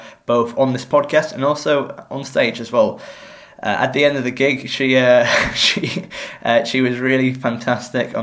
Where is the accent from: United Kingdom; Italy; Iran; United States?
United Kingdom; England; as an English person